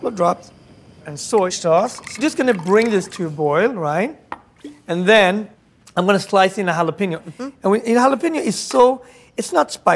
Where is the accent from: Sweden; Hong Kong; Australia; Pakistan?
Sweden; also born or lived in Ethiopia; now in United States; growing up in Sweden, you know, curing fish